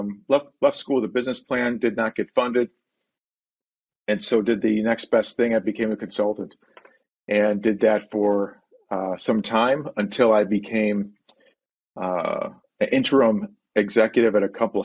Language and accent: English; Buffalo, New York, United States; we grew up in Buffalo, New York, and that's where the family settled